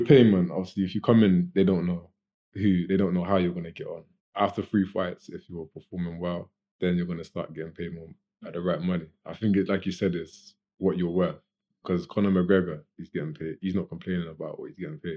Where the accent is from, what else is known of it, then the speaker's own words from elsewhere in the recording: Gloucester, South West England, United Kingdom; from here, from Gloucester